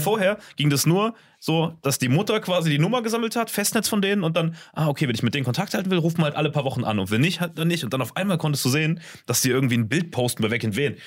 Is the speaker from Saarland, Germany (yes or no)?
yes; Saarland, Germany; Bei uns im Saarland